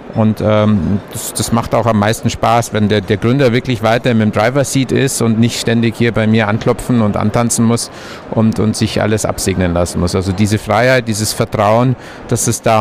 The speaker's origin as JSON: {"language": "German", "area": "Allgäu", "region": "Bavaria", "country": "Germany", "tie": "born or raised there", "said": "ich bin im Allgäu geboren, da lagen früher in meiner Kindheit meterhohe Berge vor der Tür"}